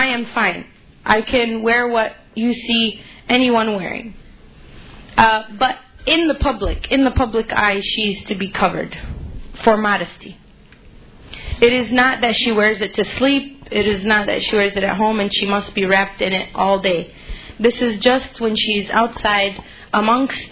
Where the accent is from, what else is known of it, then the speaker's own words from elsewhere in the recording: Chicago, Illinois, United States; I grew up in Chicago. I moved out to the suburbs